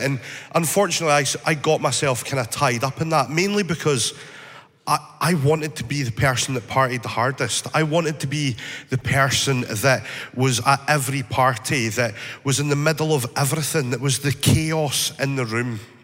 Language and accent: English; northeast of Scotland, United Kingdom; I grew up in the northeast of Scotland